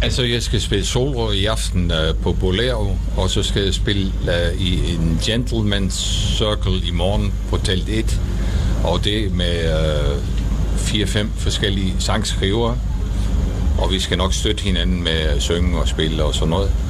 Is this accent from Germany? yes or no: no; Netherlands; Danish is a second language; moved away as an adult; also born or lived in Denmark; Altså, jeg er hollænder. Jeg har boet i Danmark i halvfjerdserne, så jeg taler dansk.